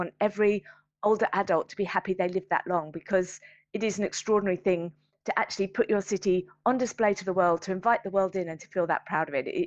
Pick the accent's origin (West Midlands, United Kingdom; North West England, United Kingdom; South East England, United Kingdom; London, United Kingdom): London, United Kingdom; I talked very passionately about being a Londoner. To step out into my city